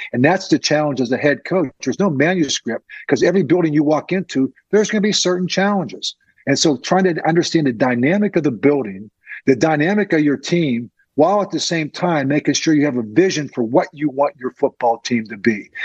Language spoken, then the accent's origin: English; Crafton, Pennsylvania, United States; I grew up in Crafton.